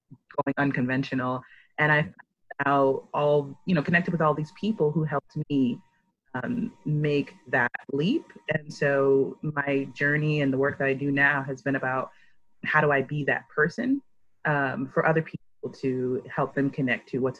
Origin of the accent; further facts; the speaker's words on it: Springfield, Massachusetts, United States; I'm from Springfield, Massachusetts, born and raised here.